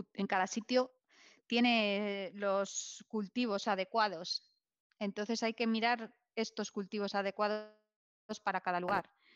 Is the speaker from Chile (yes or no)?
no; Vitoria-Gasteiz, Basque Country, Spain; yo soy, yo, soy, de Victoria